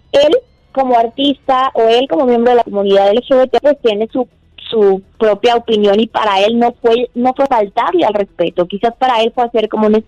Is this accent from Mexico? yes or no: yes; Mexico; Pues bueno, lo que pasa es que nosotros como mexicanos tenemos obviamente que, tener en claro